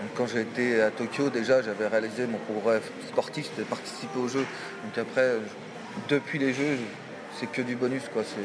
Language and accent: French; France; Paris, voilà, c'est chez nous